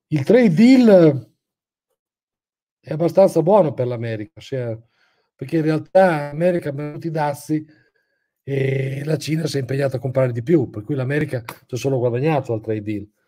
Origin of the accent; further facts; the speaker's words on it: Bologna, Emilia-Romagna, Italy; Ah, sono di Bologna.